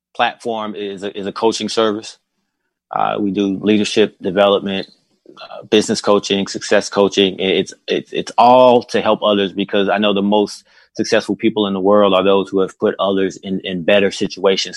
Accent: Mississippi, United States; we're from Mississippi

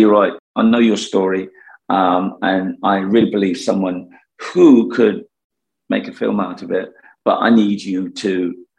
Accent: London, United Kingdom; also born or lived in Jamaica / Hackney; I was born in Islington and grew up there and a few years in Jamaica as a youngster, and then I finished my education in Hackney

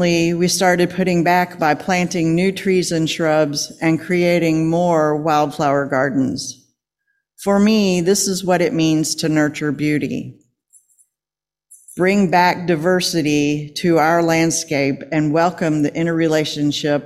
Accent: Lexington, Kentucky, United States; I grew up in Lexington in the suburbs.

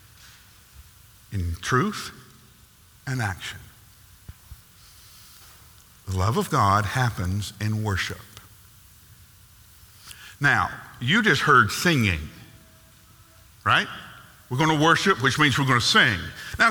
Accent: United States; we are born in North America. We are American, and American culture is all about doing

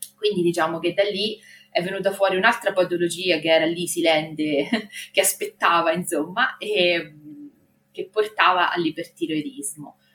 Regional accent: Marche, Italy; accent: Marche; vivo nelle Marche, ma penso che si senta dal mio accento

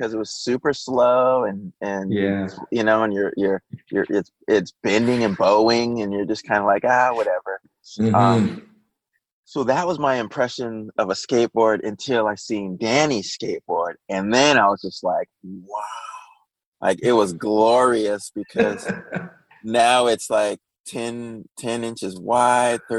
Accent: San Jose, California, United States; also born or lived in San Francisco / Orange County; Then my parents moved us to San Jose, just about an hour south.

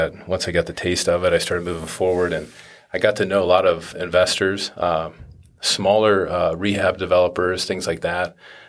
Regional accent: Ohio, United States; also born or lived in Findlay / Portsmouth / Cambridge; I was born in Findlay, Ohio, went to elementary school down in Portsmouth, and then went to high school in Cambridge. So I moved all over Ohio growing up.

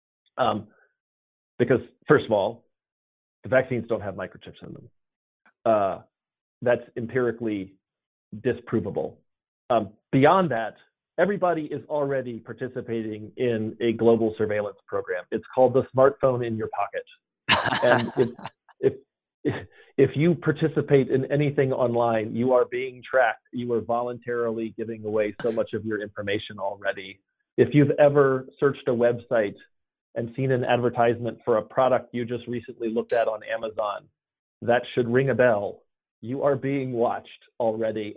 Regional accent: Atlanta, Georgia, United States; I was born and raised in Atlanta, and I live here now.

